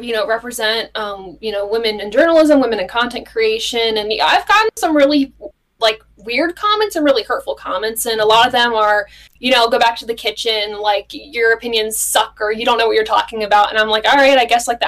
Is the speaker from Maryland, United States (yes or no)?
no; Granville, Ohio, United States; also born or lived in Bowling Green, Ohio; I'm from a small town, Granville, Ohio.